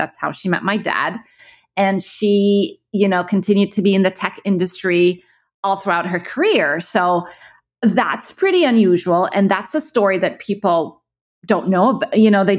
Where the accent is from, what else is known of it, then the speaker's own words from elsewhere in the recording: Egypt; moved away; also born or lived in Kuwait / Abu Dhabi; So I grew up in the Middle East. I'm originally from Egypt, but my parents kind of moved around. So, you know, they worked in Kuwait until the first Gulf War, and then we moved to Abu Dhabi, and then I moved back to Egypt.